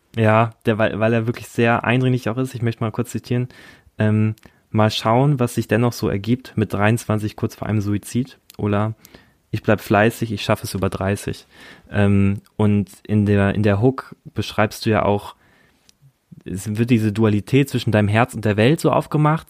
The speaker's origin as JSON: {"language": "German", "country": "Germany", "tie": "born or raised there", "moved": "yes", "lives_now": "Berlin, Germany", "said": "Ich bin auch ein Kleinstadtjunge. Ich komme aus der Nähe von, von Hamburg, von, von, von so einer Kleinstadt"}